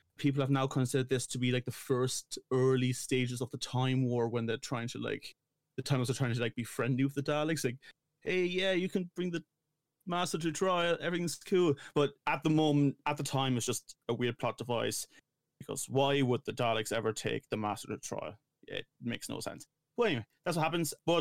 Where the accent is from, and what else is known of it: Ireland